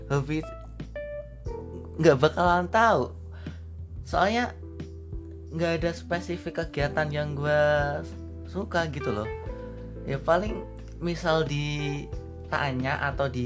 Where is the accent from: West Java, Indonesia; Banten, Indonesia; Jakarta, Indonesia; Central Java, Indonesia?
Central Java, Indonesia; Kendal; gua dari Kendal